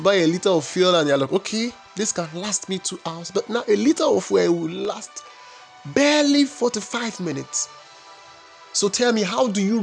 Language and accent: English; Nigeria; we are the most populous nation in Africa. Oh, I'm Nigerian.